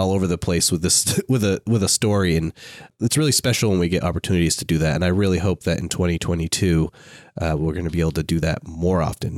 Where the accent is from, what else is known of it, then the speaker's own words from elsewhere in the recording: Maine, United States; I'm from Maine